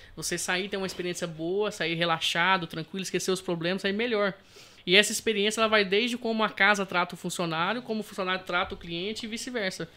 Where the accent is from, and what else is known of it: Brazil; now in Portugal